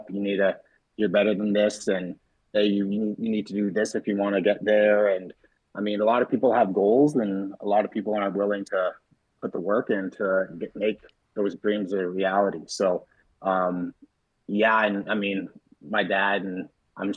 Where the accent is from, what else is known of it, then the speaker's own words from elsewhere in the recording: Regina, Saskatchewan, Canada; I'm a prairie boy through and through, born and raised in Saskatchewan, most of my life in Regina.